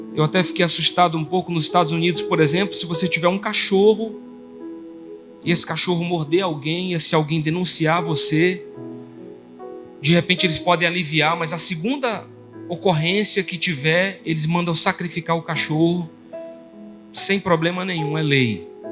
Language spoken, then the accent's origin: Portuguese; Brazil; a gente vive num país que tem o nosso jeito brasileiro